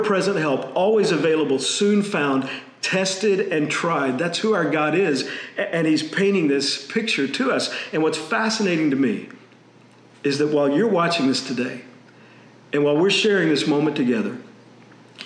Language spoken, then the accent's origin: English; Texas, United States; I grew up in Texas